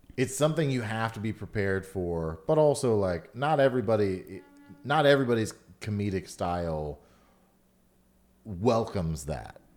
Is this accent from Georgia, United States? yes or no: yes; Atlanta, Georgia, United States; born or raised there; also born or lived in Chicago